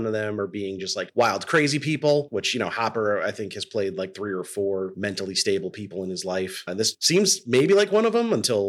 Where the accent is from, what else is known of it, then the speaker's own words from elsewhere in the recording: New York, United States; I grew up in New York.